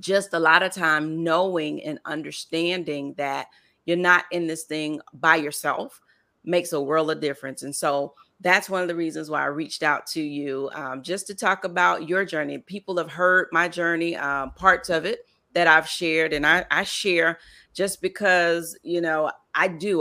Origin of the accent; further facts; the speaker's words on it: Lake Wales, Florida, United States; I grew up in Lake Wells, Florida